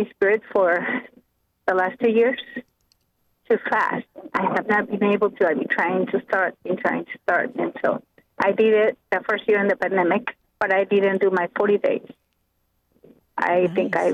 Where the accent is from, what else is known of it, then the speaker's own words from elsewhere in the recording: Mexico; now in United States; when I grew up in Mexico